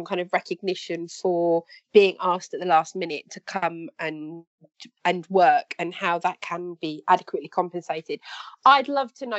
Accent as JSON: {"language": "English", "country": "United Kingdom", "said": "as a British person"}